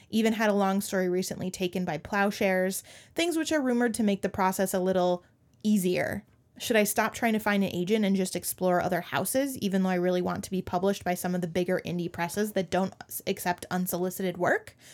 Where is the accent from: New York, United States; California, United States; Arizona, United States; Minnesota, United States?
Minnesota, United States; as a Minnesotan